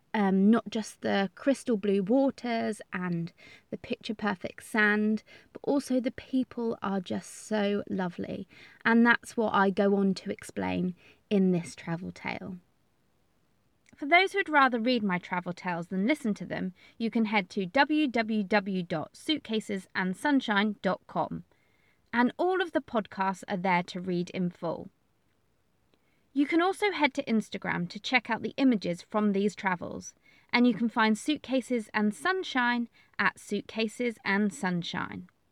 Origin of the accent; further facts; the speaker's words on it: England, United Kingdom; We are from England.